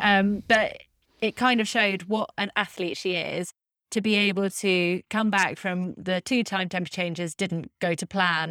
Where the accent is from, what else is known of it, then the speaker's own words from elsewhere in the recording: United Kingdom; I'm a Brit